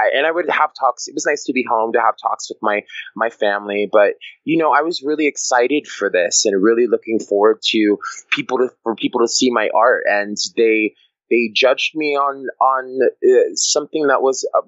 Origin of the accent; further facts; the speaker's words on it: New York City, New York, United States; also born or lived in Maine; I'm from New York City.